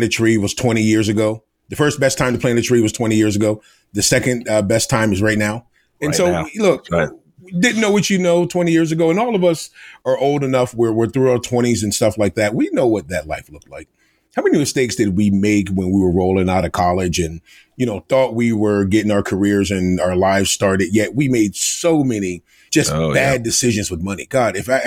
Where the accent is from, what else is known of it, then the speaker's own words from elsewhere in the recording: United States; moved away as an adult; now in Rhode Island, United States; I am originally from Delaware, the Maryland Eastern Shore, and I went to school in Rhode Island, and that's how I ended up in Rhode Island.